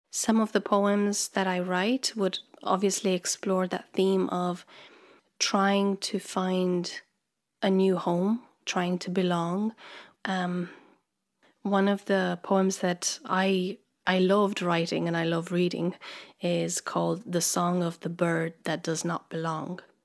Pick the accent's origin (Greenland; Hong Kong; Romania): Romania; Transylvania; moved away as an adult; now in Ireland; I come from Romania, from the exotic part called Transylvania